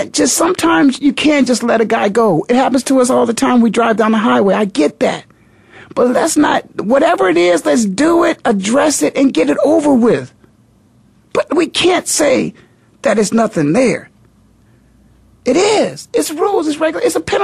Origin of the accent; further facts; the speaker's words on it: Canton, Ohio, United States; moved away; I was in Canton, Ohio, of course, my hometown